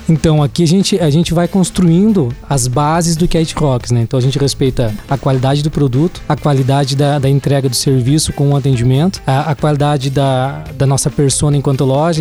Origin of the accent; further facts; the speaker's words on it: Caçador, Santa Catarina, Brazil; eu sou nascido e criado no Jung, né? Eu, quem é de caçador sabe o que é o Jung